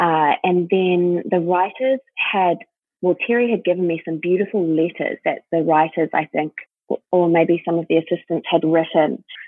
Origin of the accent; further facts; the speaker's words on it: New Zealand; now in United States; I'm from New Zealand. I'm from a relatively small city.